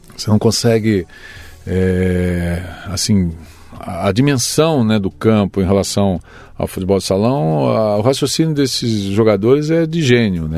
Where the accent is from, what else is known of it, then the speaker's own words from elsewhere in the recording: Porto Feliz, São Paulo, Brazil; Eu nasci em, Capiva... em Porto Feliz. Tá. Sou registrado em Porto Feliz, mas eu nasci num sítio